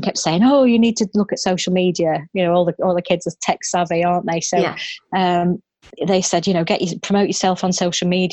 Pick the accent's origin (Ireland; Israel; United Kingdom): United Kingdom; Manchester, North West England; moved away as an adult; now in Staffordshire, United Kingdom; I'm originally from Manchester, but I've been based in the heart of rural Staffordshire for the last 28 years.